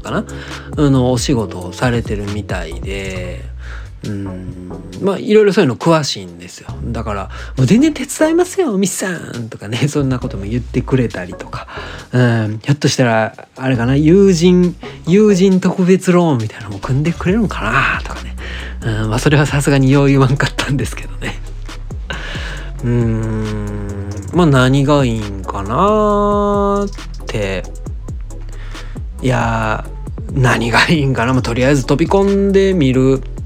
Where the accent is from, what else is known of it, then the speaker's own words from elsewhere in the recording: Osakasayama, Osaka, Japan; 僕の地元である大阪狭山市に一個あるんですよ